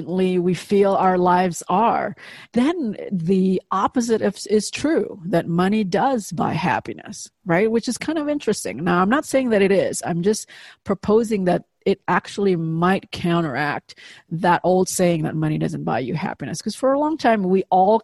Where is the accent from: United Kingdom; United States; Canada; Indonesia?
Indonesia; moved away; I grew up in Indonesia, obviously halfway around the world.